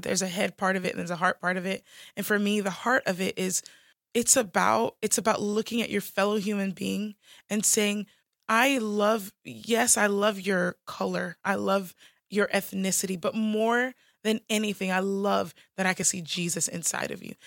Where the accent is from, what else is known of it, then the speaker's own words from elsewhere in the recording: United States; I'm American